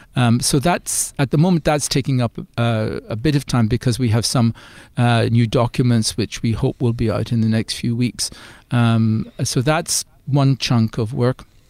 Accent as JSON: {"language": "English", "country": "Ireland", "also_born_or_lived": "United Kingdom", "accent": "Irish", "moved": "as an adult", "said": "as you'll hear from my accent, I'm originally from Ireland."}